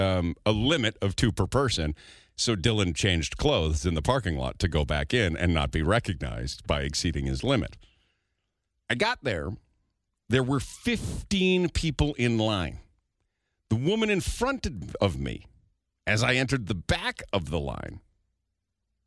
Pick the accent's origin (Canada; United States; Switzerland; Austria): Canada; Calgary, Alberta; also born or lived in Edmonton area, Alberta; now in St. Albert, Canada; Growing up in Calgary in southern Alberta, co-ops were a mainstay